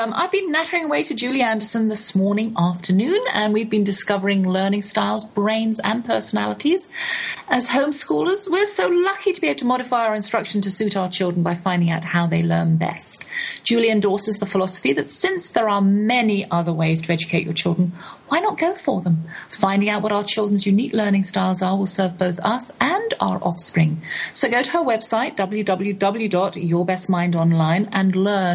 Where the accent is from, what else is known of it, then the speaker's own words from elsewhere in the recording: England, United Kingdom; accent: English; now in United States; my English accent